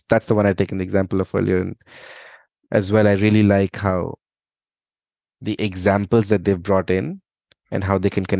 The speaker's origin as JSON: {"language": "English", "country": "India", "tie": "born or raised there", "second_language": "English", "lives_now": "Dublin, Ireland", "said": "I'm from India, and I think, I grew up. My dad was in the Indian Army, so we moved around a lot in India."}